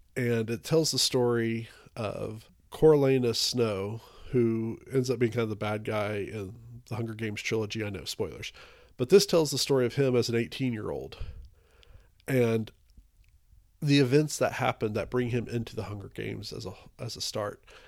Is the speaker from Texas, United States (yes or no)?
yes; Texas, United States; I'm from Texas